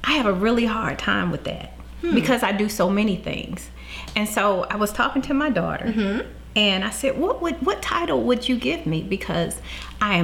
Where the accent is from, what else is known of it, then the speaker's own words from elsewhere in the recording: Washington, District of Columbia, United States; moved away as an adult; now in Augusta, United States; I'm from Augusta, Georgia, originally from Washington, D.C. I came down south to go to college, and I ended up staying here.